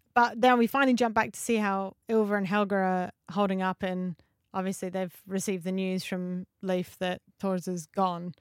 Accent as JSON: {"language": "English", "country": "Australia", "said": "as an Aussie"}